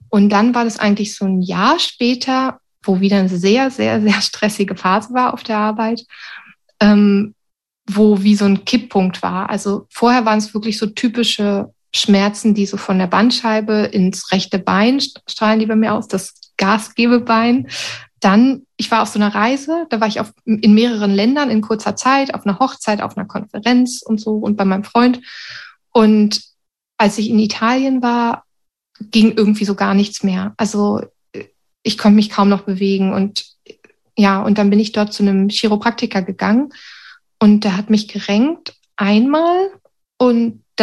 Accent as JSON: {"language": "German", "country": "Sweden", "said": "dann wollte ich zurück nach Schweden, sozusagen in meine Heimat, in Anführungsstrichen"}